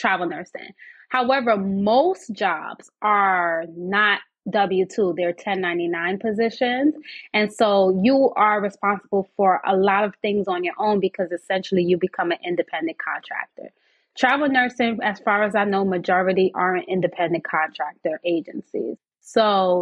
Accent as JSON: {"language": "English", "town": "New York City", "region": "New York", "country": "United States", "tie": "born or raised there", "said": "Born and raised in New York City"}